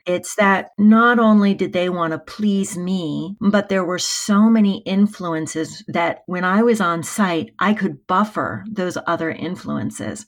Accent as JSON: {"language": "English", "country": "United States", "said": "I am from the United States"}